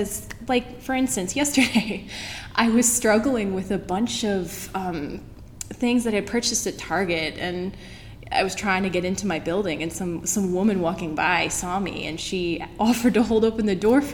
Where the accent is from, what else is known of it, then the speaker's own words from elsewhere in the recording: Southern California, United States; moved away as an adult; also born or lived in Missouri; now in Portland, United States; I'm from Southern California, so how did this Californian find herself in the middle of Missouri?